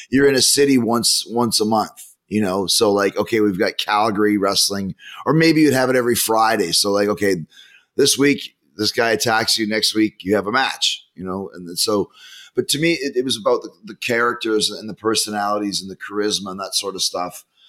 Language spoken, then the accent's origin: English; Winnipeg, Manitoba, Canada; growing up in Winnipeg where it's minus 30